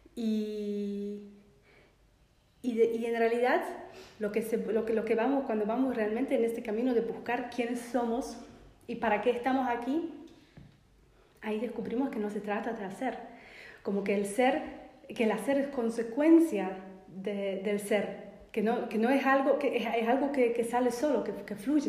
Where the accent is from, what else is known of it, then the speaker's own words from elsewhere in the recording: Poland; moved away as an adult; now in Argentina; soy de Polonia y me mudé para vivir acá